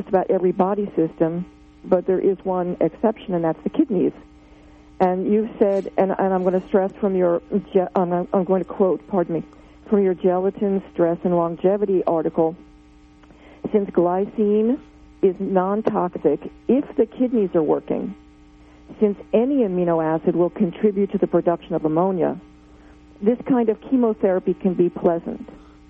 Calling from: New Jersey, United States; Oh, I'm calling from New Jersey.

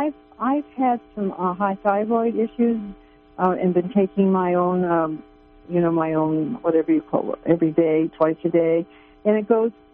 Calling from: California, United States; Hi, I'm from Northern California. I'm 77, and I'm a sustaining member of KMUD

